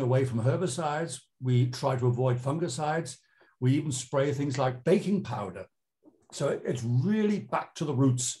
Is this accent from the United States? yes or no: no; United Kingdom; moved away as an adult; now in Germany; I'm British from birth.